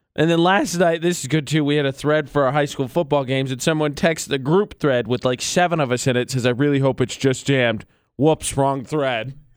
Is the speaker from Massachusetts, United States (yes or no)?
no; Indiana, United States; moved away as an adult; also born or lived in Las Cruces, New Mexico; now in Utah, United States; I'm from Indiana. I moved to New Mexico